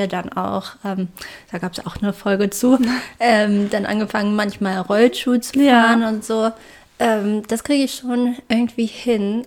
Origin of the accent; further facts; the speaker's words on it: Wolfenbüttel, Lower Saxony, Germany; als ich klein war, gab es bei uns in Wolfenbüttel